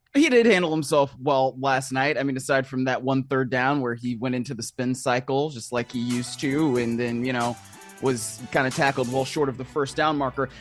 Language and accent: English; Shaker Heights, Ohio, United States; now in Los Angeles, United States; I grew up in Shaker Heights, home of … and, uh, …